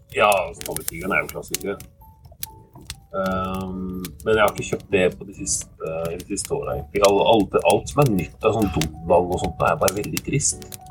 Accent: Oslo, Norway; Jeg vokste opp på Oslo øst

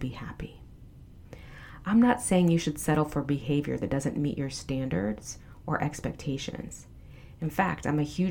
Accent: the South, United States; I'm from the South

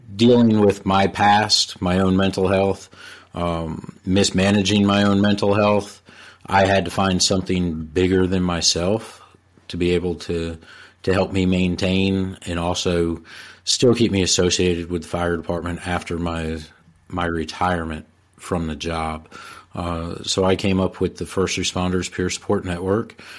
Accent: Bergen County, New Jersey, United States; moved away as an adult; now in North Carolina, United States; I'm originally from Bergen County, New Jersey, uh, and I moved down to North Carolina in, in the early nineties

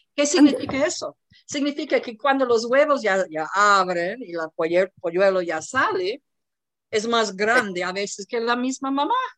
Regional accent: United States; moved away; yo soy de los Estados Unidos

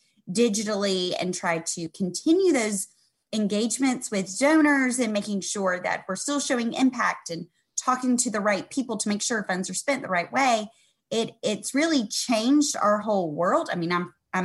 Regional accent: the South, United States; growing up in the South

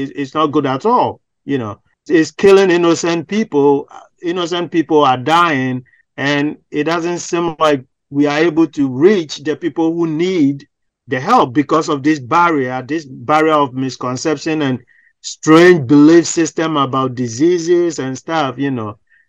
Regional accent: Ghana; because I'm from Ghana

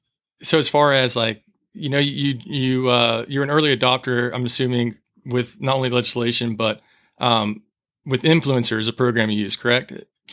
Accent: Hoover, Alabama, United States; I'm also from the Birmingham area. I grew up in Hoover.

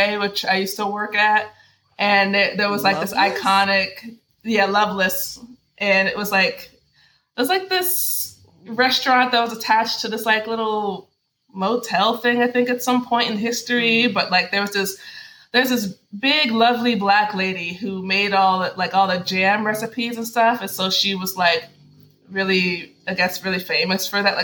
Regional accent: Nashville, Tennessee, United States; I'm originally from Nashville, Tennessee, born and raised

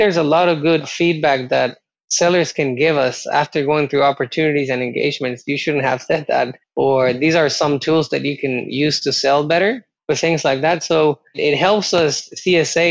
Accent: Costa Rica; moved away; I'm originally from Costa Rica

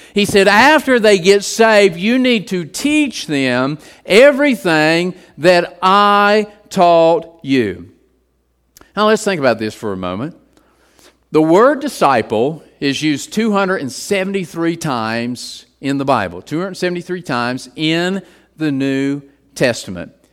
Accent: West Virginia, United States; growing up in West Virginia

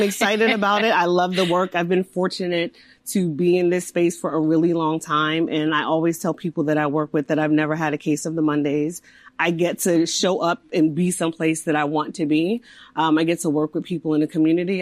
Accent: East Coast, United States; I'm from the East Coast, I'm from this area, so I was excited to come back

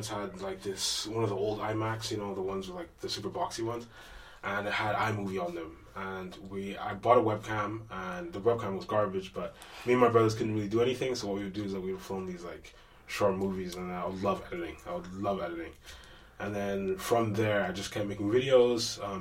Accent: Edmonton, Alberta, Canada; I'm from Edmonton, Alberta.

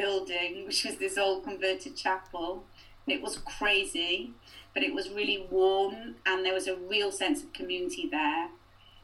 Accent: Cardiff, Wales, United Kingdom; moved away as an adult; also born or lived in Hull; now in South Wales Valleys, United Kingdom; I'm actually from Cardiff, but when I came to the Valleys

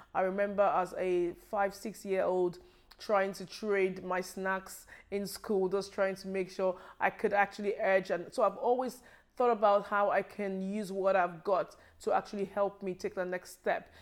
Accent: Nigeria; moved away as an adult; now in United Kingdom; I was born in Nigeria, and I lived in Nigeria for, um, a, a long time before I relocated here.

